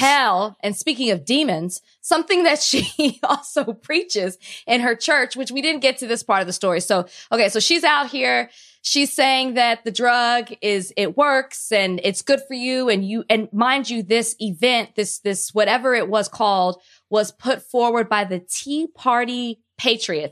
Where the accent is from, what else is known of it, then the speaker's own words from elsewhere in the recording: Dallas, Texas, United States; I'm from Dallas, Texas.